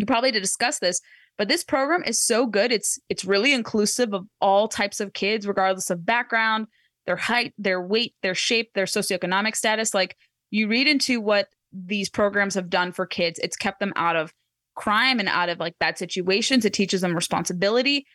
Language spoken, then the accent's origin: English; Orange County, California, United States; moved away; my hometown in Orange County